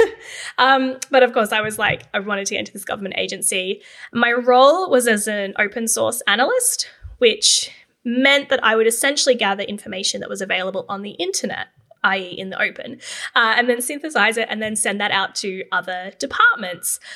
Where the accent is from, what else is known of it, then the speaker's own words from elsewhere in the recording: Canberra, Australian Capital Territory, Australia; Growing up in Canberra, I pretty much always thought that I would go into the public service.